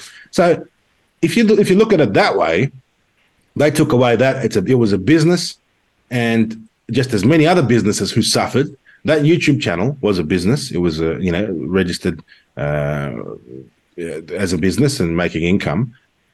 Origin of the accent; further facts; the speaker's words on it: Australia; I'm a patriot of Australia. I was born here